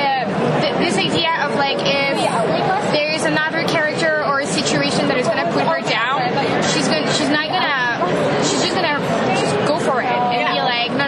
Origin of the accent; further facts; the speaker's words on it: France; I grew up in France, so I was reading a lot of, like, French comics.